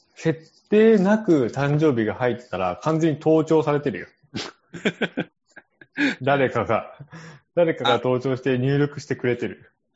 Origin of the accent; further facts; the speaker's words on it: Japan